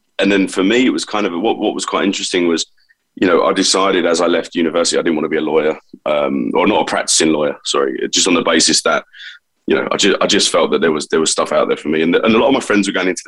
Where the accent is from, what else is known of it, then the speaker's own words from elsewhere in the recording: London, United Kingdom; accent: London; I was born in East London, and two great parents, and you know, in typical fashion, I guess, in that time, you know, I'm 43 years old now, so, you know, I was born in 78